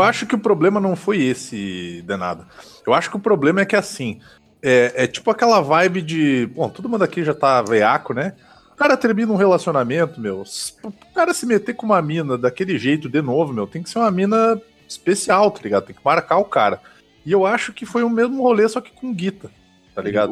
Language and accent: Portuguese; Caxias do Sul, Rio Grande do Sul, Brazil; minha cidade natal contribuiu muito pro polo metal melódico e metal mecânico do, do Brasil